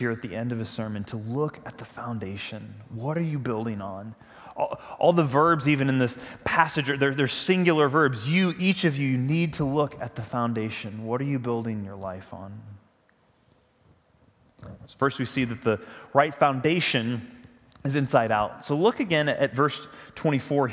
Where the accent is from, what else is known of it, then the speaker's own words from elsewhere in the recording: St. Louis, Missouri, United States; I grew up in the St. Louis area